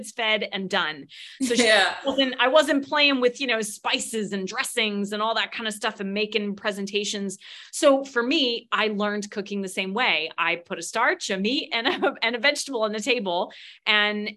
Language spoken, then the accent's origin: English; United States; I'm an American